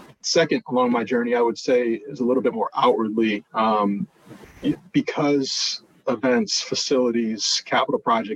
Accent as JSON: {"language": "English", "town": "Ann Arbor", "region": "Michigan", "country": "United States", "tie": "born or raised there", "also_born_or_lived": "Detroit / Columbus, Ohio", "said": "You know, I'm a Midwest guy. So that's actually what led me to Northwestern. You know, I was born in Detroit, raised there for part of my life, raised in Ann Arbor, Michigan, for part of my life"}